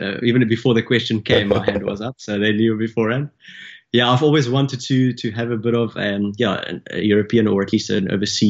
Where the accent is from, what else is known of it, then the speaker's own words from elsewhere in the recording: Nelspruit, Mpumalanga, South Africa; born there; I was born in the northeastern parts, close to the Kruger Park, the very famous Kruger National Park